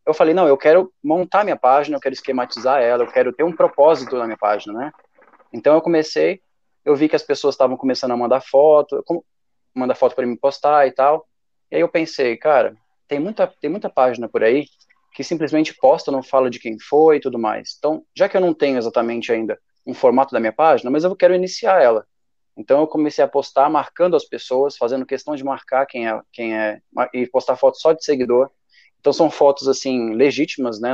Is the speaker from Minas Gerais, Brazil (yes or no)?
no; Brasília, Federal District, Brazil; eu sou de Brasília mesmo